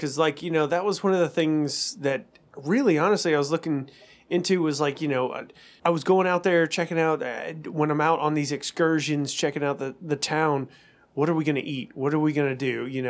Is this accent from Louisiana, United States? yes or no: yes; Louisiana, United States; I'm not from here. You're not? And I was like, no, I'm from Louisiana.